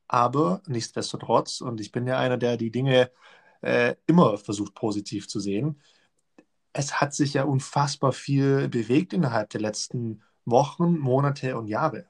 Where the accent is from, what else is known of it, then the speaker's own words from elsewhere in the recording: Germany; bei uns in Deutschland